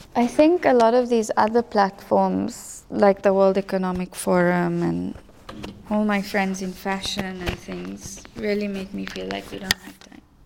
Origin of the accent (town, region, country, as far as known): South Africa; first language English